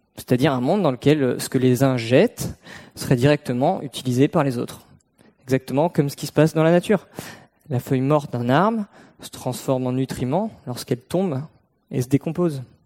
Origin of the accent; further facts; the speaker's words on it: Brittany, France; j'ai grandi en Bretagne, au bord de la mer